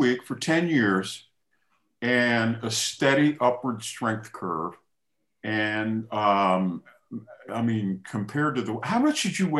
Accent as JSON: {"language": "English", "area": "Prince George's County", "region": "Maryland", "country": "United States", "tie": "born or raised there"}